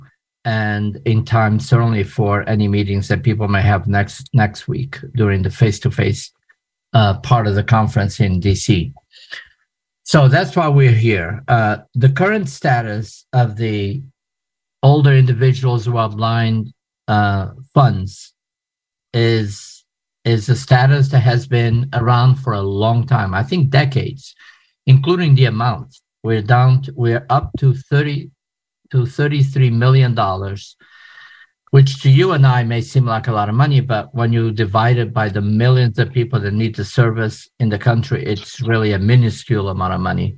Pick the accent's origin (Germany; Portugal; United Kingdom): Portugal; moved away as an adult; also born or lived in New York City, United States / Portland, Maine, United States / Philadelphia, United States / Atlanta, United States; now in United States; I am originally from Portugal. I moved to the United States as an adult after I finished college.